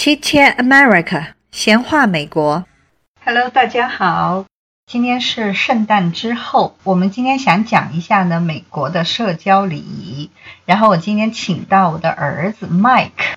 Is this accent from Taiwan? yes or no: no; China; 美国人的的确确要比我们中国人更喜欢陌生闲扯